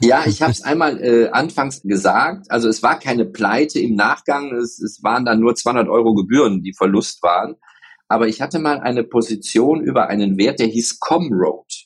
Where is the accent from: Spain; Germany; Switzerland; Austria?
Spain; also born or lived in Mallorca; ich werde ja nächstes Jahr 60 und ich bin Spanier